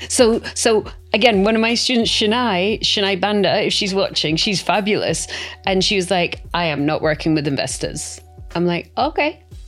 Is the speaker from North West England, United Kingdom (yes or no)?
no; Scotland, United Kingdom; I'm brought up not to like debt. I'm 100%, you know, I come from Scotland.